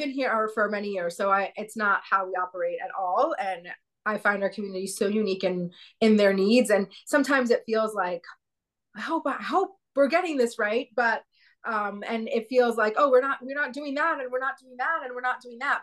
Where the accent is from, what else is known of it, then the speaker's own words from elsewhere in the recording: San Antonio, Texas, United States; now in Bozeman, United States; I grew up in San Antonio, Texas.